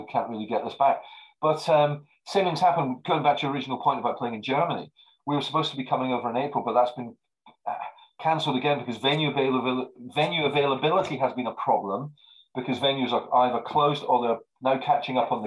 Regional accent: Marlow, South East England, United Kingdom; Marlow, which is my hometown

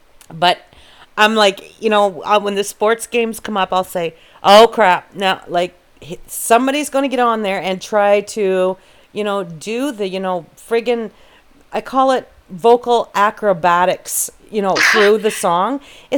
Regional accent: Canada; Oh, well, that's the whole point of being Canadian. It's just to keep us so mixed up that we'll never vote anybody out or in this country

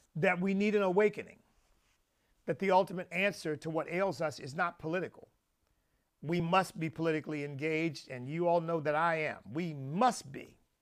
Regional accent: Pennsylvania, United States; I grew up in Pennsylvania

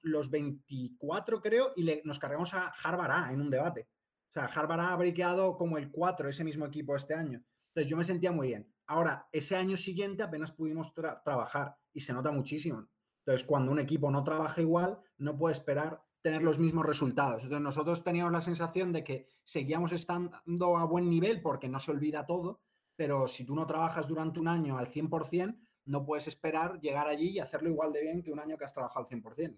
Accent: Spain; los españoles

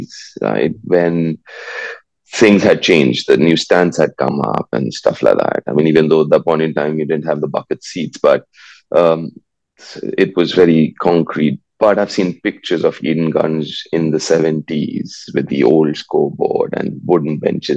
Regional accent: Delhi, India; moved away; also born or lived in Kolkata, India; I was born in Calcutta, but I grew up in Delhi, and then obviously after a few years went back to Calcutta.

